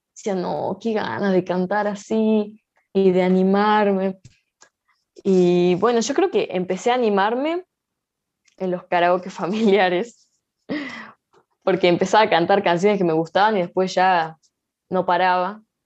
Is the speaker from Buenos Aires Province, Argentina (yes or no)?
no; Salta, Argentina; yo nací acá en Salta Capital, eh, en zona sur, en el barrio eh, Don Emilio